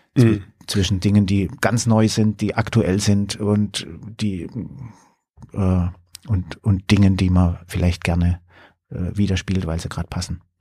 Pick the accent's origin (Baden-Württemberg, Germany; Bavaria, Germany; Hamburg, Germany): Baden-Württemberg, Germany; Karlsruhe; in Karlsruhe zum Beispiel, wo ich, äh, wo ich herkomme